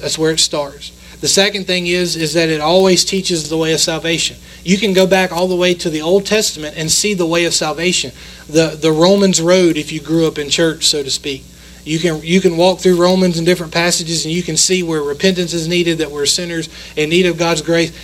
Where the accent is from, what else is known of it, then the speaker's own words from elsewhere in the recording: United States; we're American